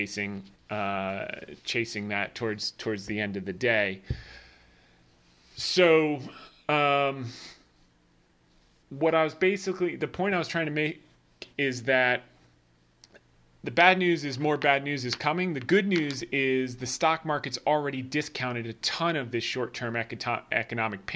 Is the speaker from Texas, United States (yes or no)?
no; New Jersey, United States; I grew up in Jersey